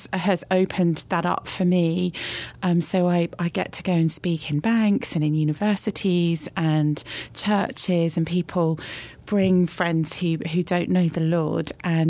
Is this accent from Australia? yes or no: yes; Australia; born there; So I was born in Australia.